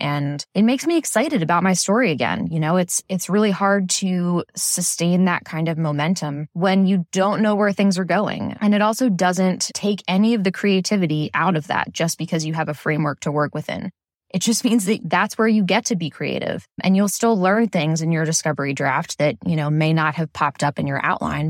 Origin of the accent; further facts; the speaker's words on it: Philadelphia, Pennsylvania, United States; I'm from Philadelphia on the East Coast